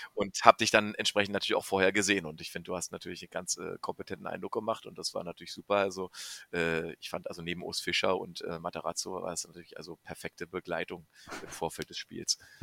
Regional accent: Brandenburg, Germany; ich komme aus Brandenburg

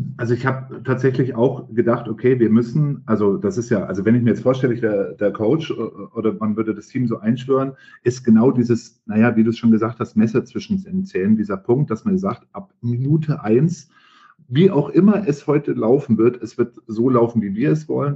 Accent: Franconia, Bavaria, Germany; ich bin gebürtiger Franke

